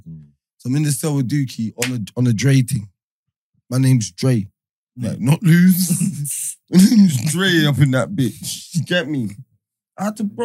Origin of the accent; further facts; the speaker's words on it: London, United Kingdom; I'm from Hackney, innit?